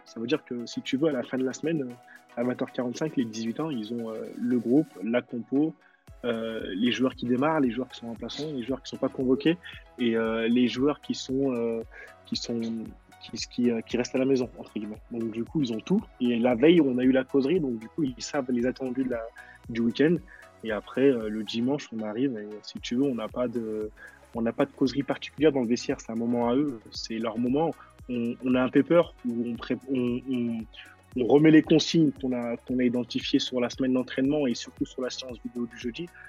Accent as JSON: {"language": "French", "town": "Lyon", "region": "Auvergne-Rhône-Alpes", "country": "France", "tie": "born or raised there", "said": "je suis un, pur Croix-Roussien, moi euh, je suis, de la ville de la Croix-Rousse, du quartier de la Croix-Rousse, et j'ai grandi à la Croix-Rousse"}